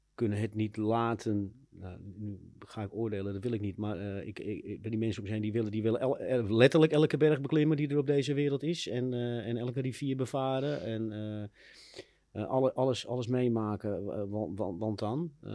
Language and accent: Dutch; Amsterdam, North Holland, Netherlands; ik ben in Amsterdam opgegroeid in de Wijsgerenbuurt.